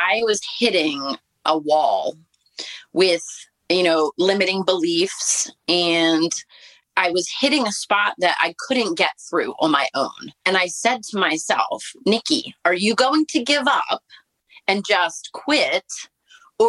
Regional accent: Baltimore, Maryland, United States; I was born in Baltimore, Maryland, and into a family of not very healthy people.

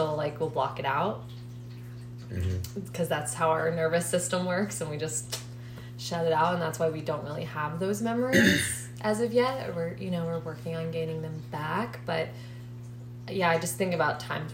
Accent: Maryland, United States; moved away; we're both from Maryland

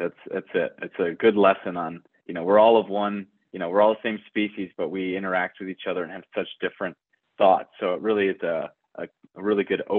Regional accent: Detroit, Michigan, United States; So I grew up in Metro Detroit in Michigan, in the Midwest, and pretty much spent the first 22 years of my life in the greater Detroit area, both, you know, same house.

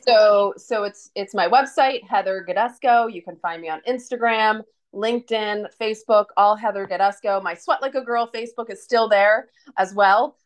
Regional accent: United States; being an American

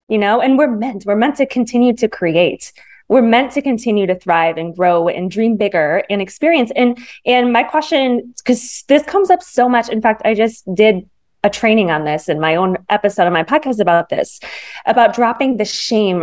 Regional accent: Michigan, United States; now in Manhattan Beach, United States; I grew up in the Midwest. So I live in Los Angeles area now in Manhattan Beach, but I grew up in Michigan.

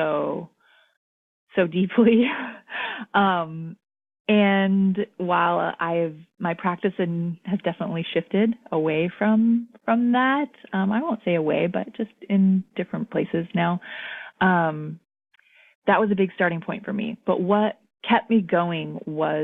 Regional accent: Anchorage, Alaska, United States; moved away as an adult; also born or lived in Portland; I'm from Alaska, which is a big part of my identity as well. I was born and raised there in Anchorage

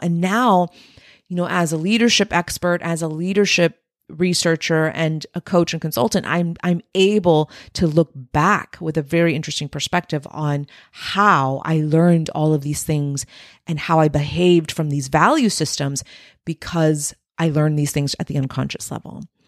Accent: Texas-Mexican border, United States; my subculture being raised on the Texas-Mexican border

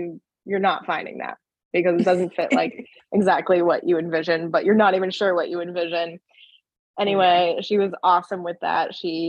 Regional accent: Boston, Massachusetts, United States; I'm from Massachusetts. Like, I'm very proud to be a Bostonian.

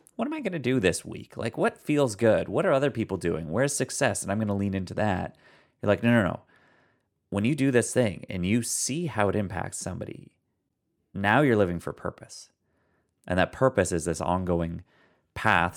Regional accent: Canada; I come from Canada, and, like, we don't wear hats up here

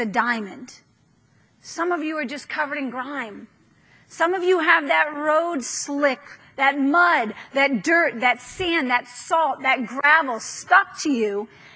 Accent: New York, United States; moved away; I'm from New York

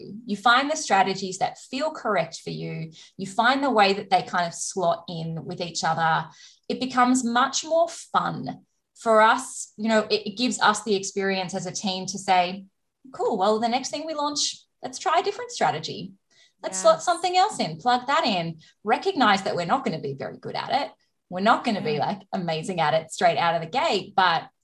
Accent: Australia; I'm Australian

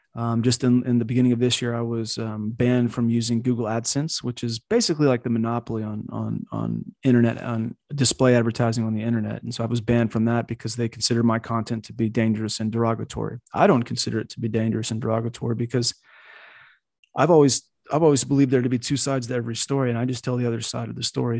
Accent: United States; I grew up in America. I'm a diehard American

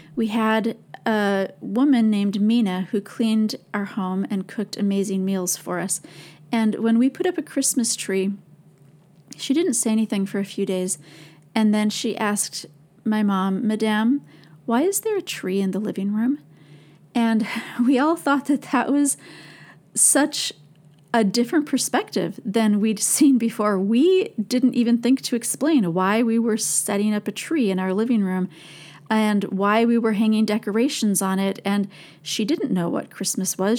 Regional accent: St. Paul, Minnesota, United States; I grew up in Minnesota

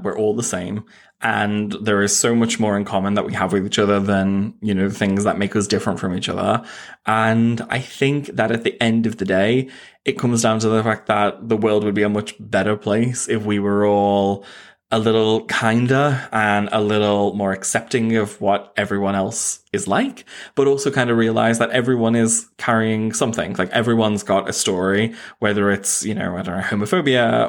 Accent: Knowsley, North West England, United Kingdom; I grew up in Knowsley, which is like the second or most deprived borough in all of the UK

